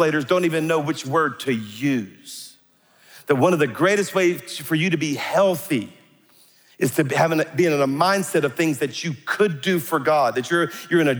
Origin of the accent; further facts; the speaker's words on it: South Louisiana, United States; I'm a Cajun from South Louisiana